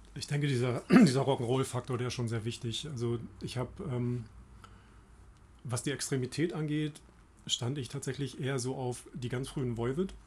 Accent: Germany; ich komme aus der Heide

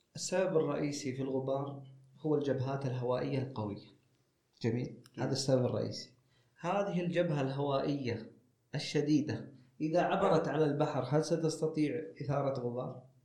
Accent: Saudi Arabia; عندنا في السعودية

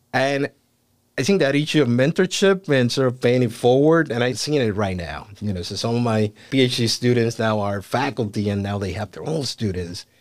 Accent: Puerto Rico; moved away as an adult; now in United States; I was born and raised in Puerto Rico.

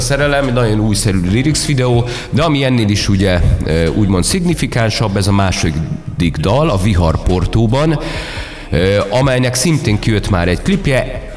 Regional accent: Budapest, Hungary; én már itt születtem Budapesten

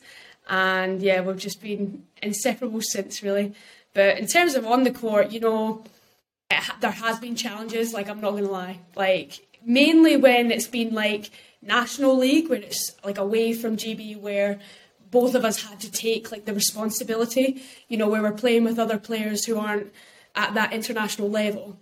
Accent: United Kingdom; we're British people

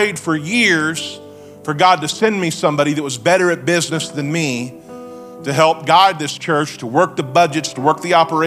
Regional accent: Springfield, Missouri, United States; I'm from Springfield. I live in the Ozarks

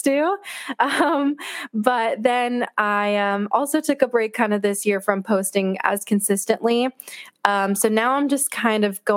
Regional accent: Florida, United States; also born or lived in Miami, Florida; I've grown up in Florida. I was born in Miami and I kind of like slowly moved northward until I got here when I moved here for college

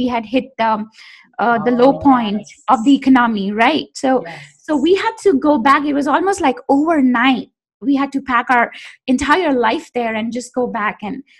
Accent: India; moved away as an adult; also born or lived in London, United Kingdom / Paris, France / Switzerland; now in New York, United States; I'm from India originally, and I hadn't really explored the other cities around

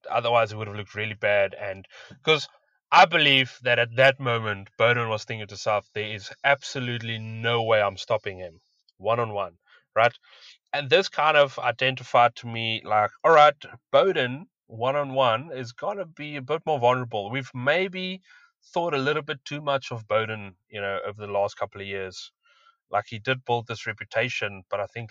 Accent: South Africa; As a South African

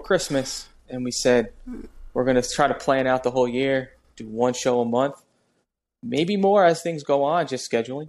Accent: New Jersey, United States; I'm from Jersey.

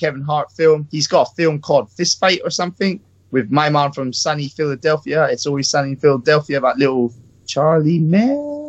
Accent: Thailand; I'm Thai, yeah, so that's my Asian people right there

